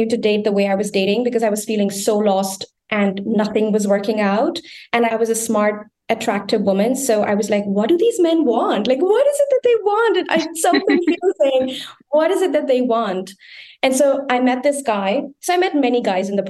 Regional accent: India; moved away as an adult; also born or lived in Berlin, Germany / Geneva, Switzerland; now in Bonn, Germany; I was born and brought up in India

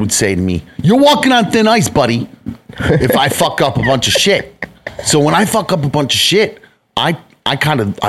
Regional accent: United States; I'm American

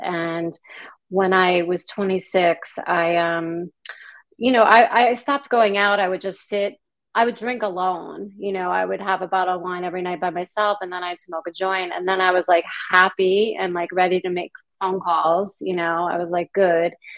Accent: Long Island, New York, United States; moved away as an adult; I grew up in New York on Long Island

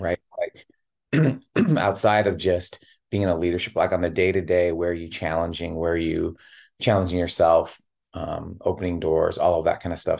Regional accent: Tigard, Oregon, United States; also born or lived in Chicago, Illinois; I was born in Chicago. and moved out to Portland

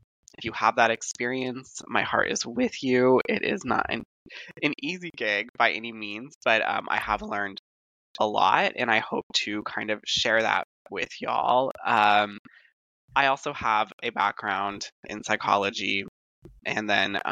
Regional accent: San Jose, California, United States; moved away as an adult; now in Los Angeles, United States; I was born and raised in San Jose

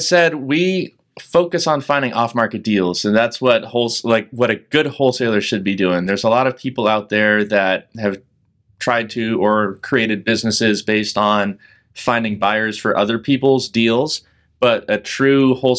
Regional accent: California, United States; now in Portland, United States; Yeah, so I am from California originally. I moved to Portland at the tail end of 2018.

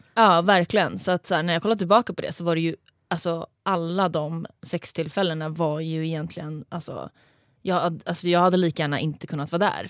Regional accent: Stockholm, Stockholm County, Sweden; now in Malmö, Sweden; jag kommer från Stockholm, men jag bor i Malmö.

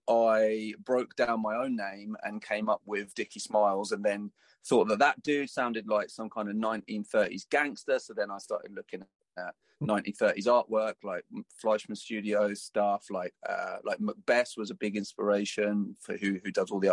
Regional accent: Folkestone, South East England, United Kingdom; Folkestone, my hometown

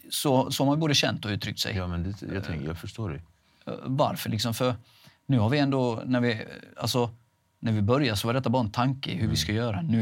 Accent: Halmstad, Halland County, Sweden; där jag kommer ifrån, Halmstad, Rova, eh, Laholm, det är väldigt litet.

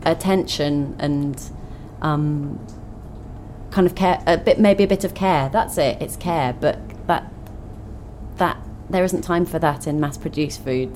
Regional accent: Twickenham, London, United Kingdom; I grew up in Twickenham

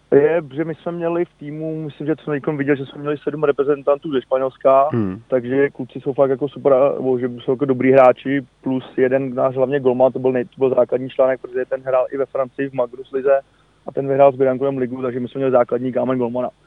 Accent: Prague, Czechia; also born or lived in Spain; jsem Pražák

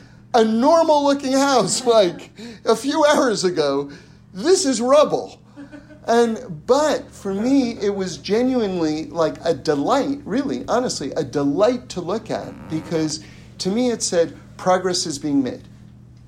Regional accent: New York City, New York, United States; I grew up in New York City and, you know, born and raised in apartments

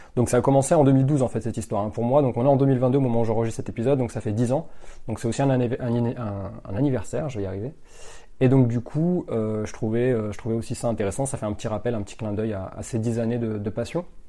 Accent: Limoges, Nouvelle-Aquitaine, France; dans la ville de Limoges. c'est là où j'ai grandi.

